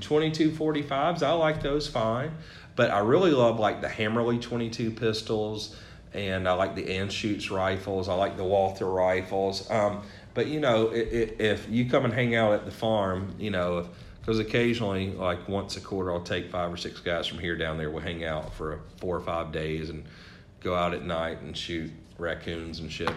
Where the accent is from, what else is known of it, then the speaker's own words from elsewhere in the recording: the South, United States; now in New Hampshire, United States; growing up in the South